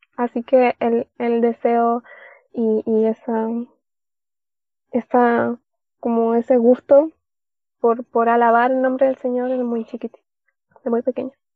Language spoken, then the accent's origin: Spanish; Caldera, Atacama, Chile; de Chile, de la tercera región de, Chile, mm, Caldera, la ciudad de Caldera.